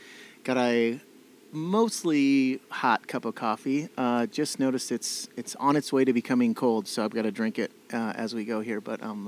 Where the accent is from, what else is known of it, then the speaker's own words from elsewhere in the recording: South Dakota, United States; also born or lived in Oklahoma; my mom and dad wanted to move back to the farm where he grew up. I went to school here